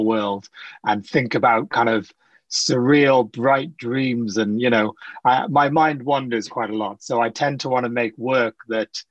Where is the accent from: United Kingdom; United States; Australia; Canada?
United Kingdom; South Wales; also born or lived in Sri Lanka; now in London, United Kingdom; I grew up in South Wales